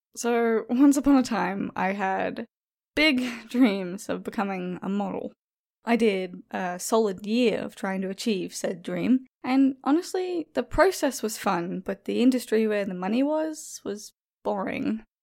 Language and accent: English; Australia; Being Australian